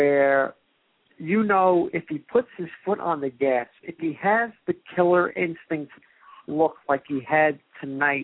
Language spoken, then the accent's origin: English; New York, United States; I am from the Northeast, I'm from New York